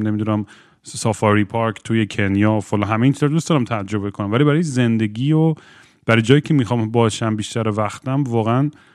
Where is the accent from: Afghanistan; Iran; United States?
United States; moved away; چون شاید تو ایتیز اونجا بزرگ شدم